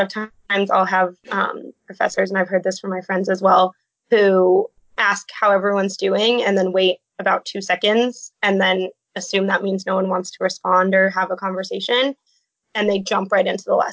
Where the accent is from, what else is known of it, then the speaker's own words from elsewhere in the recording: Phoenix, Arizona, United States; moved away as an adult; I'm originally from Phoenix, Arizona